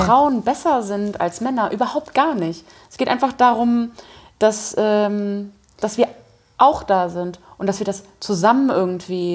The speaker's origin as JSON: {"language": "German", "country": "Germany", "moved": "yes", "said": "ich komme ja äh, ursprünglich aus der Eifel, das ist nicht so weit weg von der Mosel"}